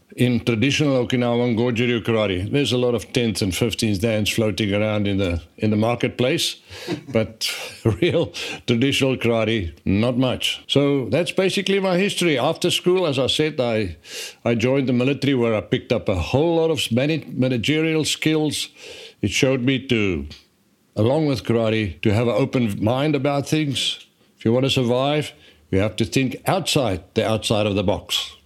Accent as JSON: {"language": "English", "country": "South Africa", "tie": "born or raised there", "said": "born and grew up in South Africa and, uh, went to school there"}